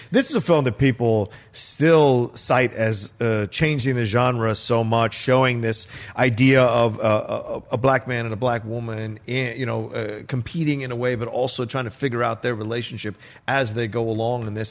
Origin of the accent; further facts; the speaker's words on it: Virginia, United States; kid growing up in Virginia